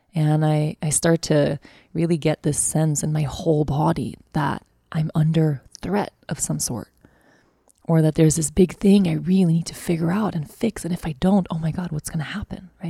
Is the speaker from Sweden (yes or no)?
yes; Sweden; moved away as an adult; also born or lived in Costa Rica; now in Aruba; I'm moving back to my home country